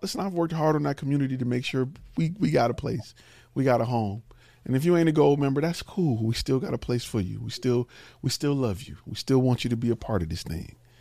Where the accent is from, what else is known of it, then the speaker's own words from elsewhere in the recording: Detroit, Michigan, United States; I'm from Detroit